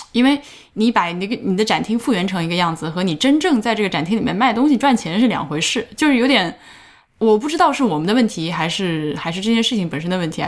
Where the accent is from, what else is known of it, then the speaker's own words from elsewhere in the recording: Central Plains, China; now in Canada; 虽然我是个中原人